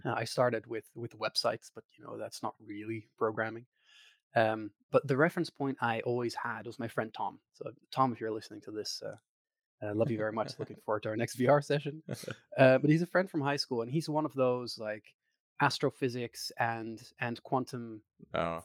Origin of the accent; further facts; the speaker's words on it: Netherlands; accent: Dutch; English is a second language; also born or lived in Maastricht, Netherlands; I'm from the Netherlands. So if you hear a slightly odd accent, that's where that comes from.